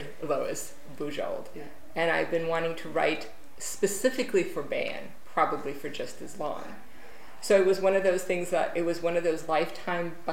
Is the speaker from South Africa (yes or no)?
no; Romania; born or raised there; English is a second language; now in United States